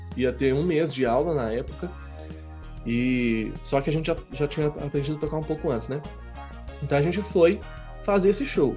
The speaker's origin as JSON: {"language": "Portuguese", "town": "Belo Horizonte", "region": "Minas Gerais", "country": "Brazil", "tie": "born or raised there", "said": "eu nasci em Belo Horizonte"}